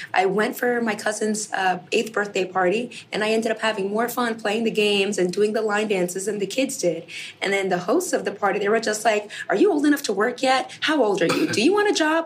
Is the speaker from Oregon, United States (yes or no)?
no; New York, United States; I'm born and raised in New York